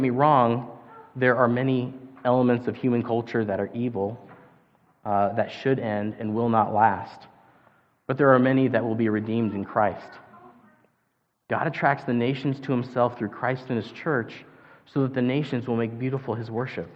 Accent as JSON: {"language": "English", "country": "United States", "moved": "as an adult", "lives_now": "Japan", "said": "as an American, as Americans"}